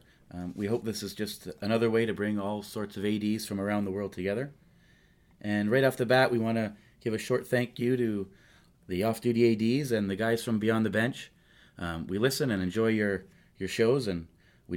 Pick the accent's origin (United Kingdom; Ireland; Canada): Canada; St. Catharines, Ontario; moved away as an adult; now in Vienna, Austria; I'm a Canadian from St. Catharines, Ontario, and I'm living in Vienna, Austria